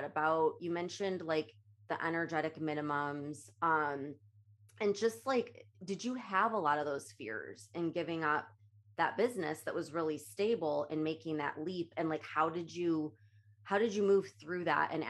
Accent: Illinois, United States; now in Florida, United States; I'm from Illinois

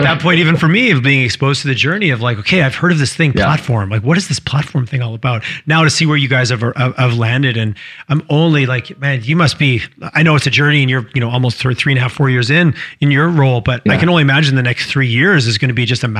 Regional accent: Quebec, Canada; also born or lived in Montreal; I grew up in Quebec, and Montreal is, I think everyone should live in Montreal at least for 6 to 12 months in your life

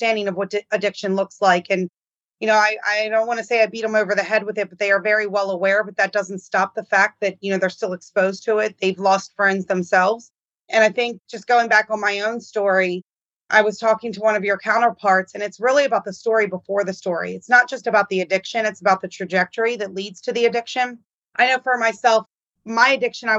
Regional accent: Baltimore, Maryland, United States; I grew up in Baltimore

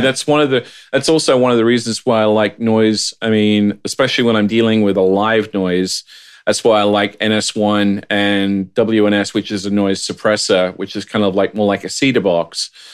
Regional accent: Australia; now in United States; as an Australian

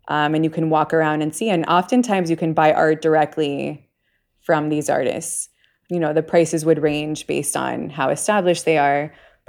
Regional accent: Miami, Florida, United States; also born or lived in New York / Bay Area; I'm from Miami. I lived a long time in New York, and then I have the California, you know, I lived in the Bay Area.

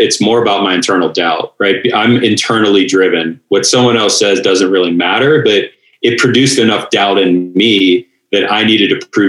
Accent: Pittsburgh, Pennsylvania, United States; moved away as an adult; I was a skinny little dork growing up in Pittsburgh.

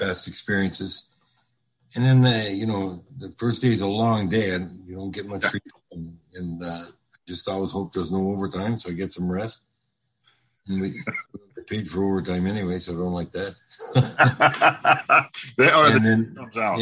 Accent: Sault Ste. Marie, Ontario, Canada; also born or lived in Minnesota; now in North Palm Beach, United States; I grew up in Sault Ste. Marie, Ontario.

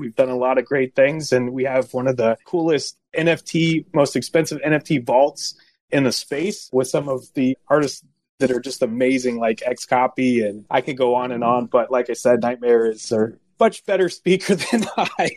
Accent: California, United States; moved away as an adult; now in East Coast, United States; I'm a California native that had moved out to the East Coast. And I've been here for about 20 years, East Coast. And I grew up in California about 20 years

